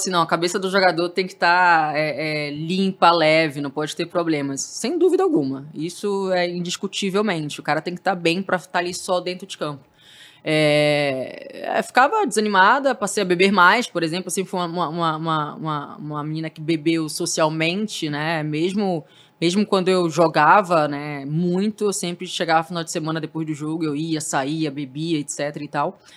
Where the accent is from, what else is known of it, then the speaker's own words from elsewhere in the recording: Santos, São Paulo, Brazil; Eu saí de Santos para vir em busca desse espaço para TV.